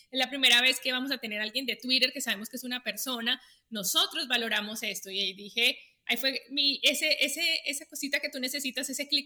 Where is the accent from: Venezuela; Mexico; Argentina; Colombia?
Colombia; now in United States; yo vivo agradecida porque vine a un país, o sea, yo me mudé de Colombia a Estados Unidos